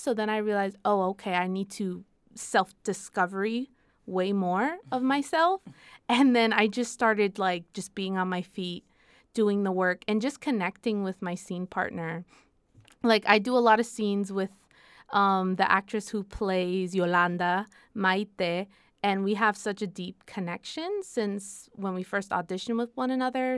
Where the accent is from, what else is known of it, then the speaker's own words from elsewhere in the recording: Puerto Rico; accent: boricua; my Spanish is very boricua